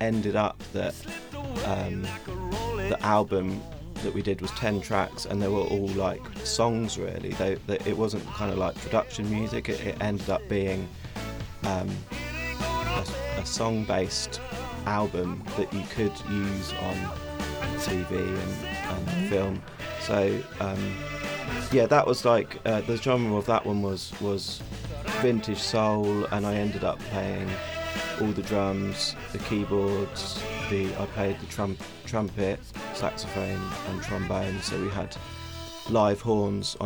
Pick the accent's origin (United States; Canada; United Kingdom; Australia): United Kingdom; Battle, South East England; moved away as an adult; now in London, United Kingdom; I grew up in a little town called Battle, which is near Hastings